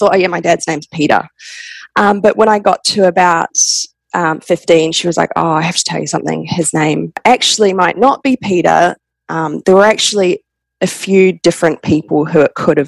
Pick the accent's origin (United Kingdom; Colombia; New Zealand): New Zealand; moved away as an adult; also born or lived in Perth, Australia; now in Australia; I was born in Perth, Australia, but I grew up in New Zealand.